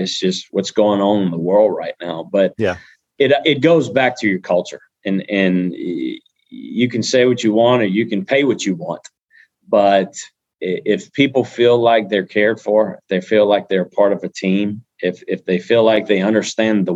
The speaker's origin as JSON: {"language": "English", "region": "South Louisiana", "country": "United States", "tie": "born or raised there", "said": "we're from South Louisiana. We're born right here"}